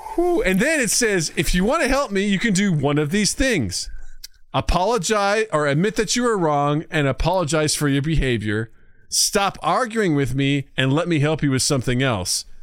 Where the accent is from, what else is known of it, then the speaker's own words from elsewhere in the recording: rural Missouri, United States; moved away; my hometown in rural Missouri